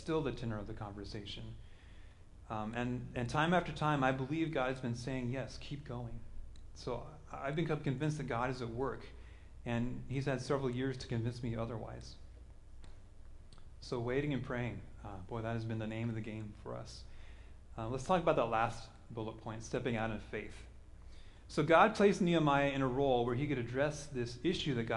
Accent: Kansas, United States; also born or lived in Denver; now in Seattle, United States; I'm from Kansas

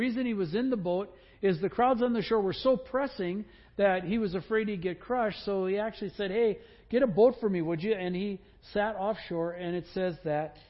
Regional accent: Wisconsin, United States; I grew up in Wisconsin

